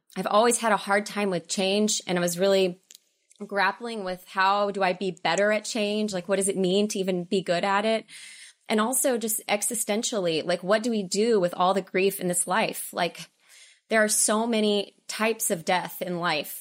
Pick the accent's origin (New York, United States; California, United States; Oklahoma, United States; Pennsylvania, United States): Oklahoma, United States; moved away as an adult; also born or lived in Dallas / Los Angeles; I'm from Oklahoma and I went to theater school in Dallas